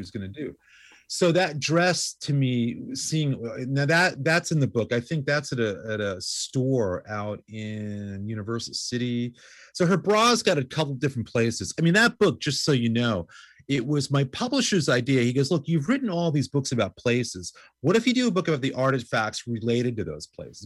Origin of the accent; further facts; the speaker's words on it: New York City, New York, United States; I grew up in New York going to C B Jeebies